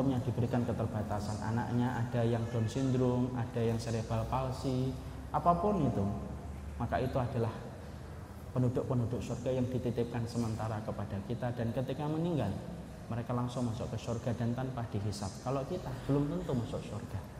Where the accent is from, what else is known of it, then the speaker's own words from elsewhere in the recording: Bekasi, West Java, Indonesia; Kalau saya dari Bekasi Bapak. Ya. Kalau saya di Bekasi lampu merah Pekayun ke kanan Pak.